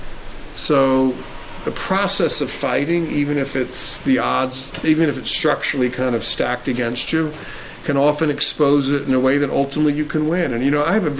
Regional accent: Jacksonville, Florida, United States; I was a kid, and I grew up in Jacksonville, Florida

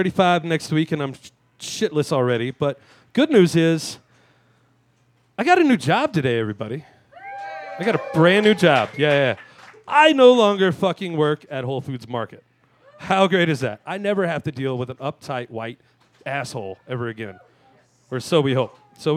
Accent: Louisiana, United States; I grew up in Louisiana

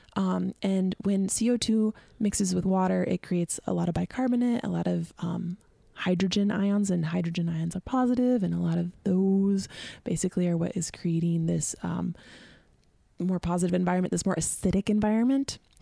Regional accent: Sitka, Alaska, United States; moved away as an adult; now in California, United States; growing up in Southeast Alaska, you learn a lot about living off of the land

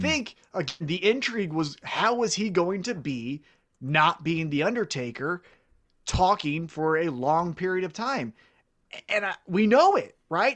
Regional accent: Kansas City, United States; I'm from Kansas City

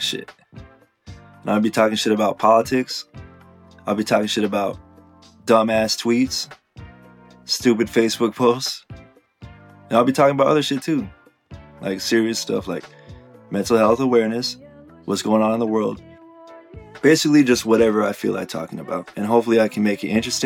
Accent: Riverside, California, United States; moved away as an adult; also born or lived in Italy; I was born and raised in Riverside, California

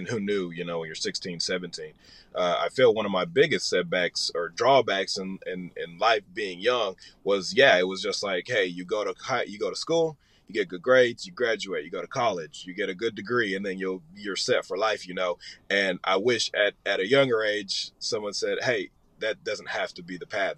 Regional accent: Nashville, Tennessee, United States; moved away as an adult; also born or lived in Los Angeles; now in Atlanta, United States; originally born in Los Angeles. I grew up in Nashville

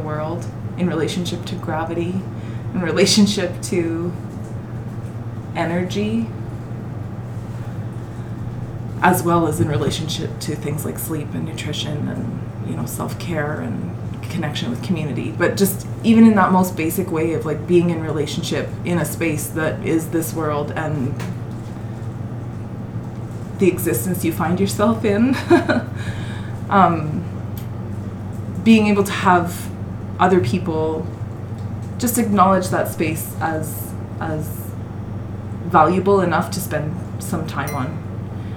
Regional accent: Bonnyville, Alberta, Canada; I say Penwayé because I'm from Bronnyville.

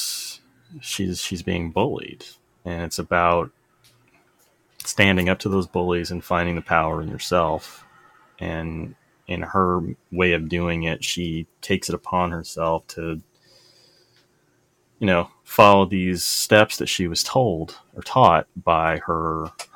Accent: the South, United States; I grew up in the South

